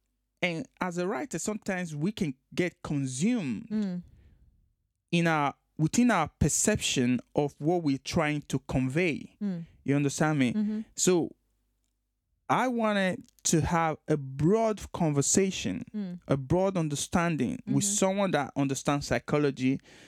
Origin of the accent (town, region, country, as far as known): Nigeria; born or raised there